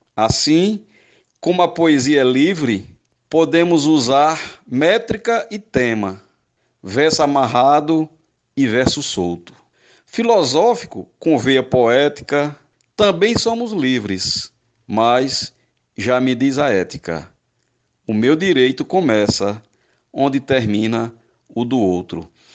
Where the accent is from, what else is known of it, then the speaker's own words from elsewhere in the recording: Northeast Region, Brazil; Como eu sou nordestino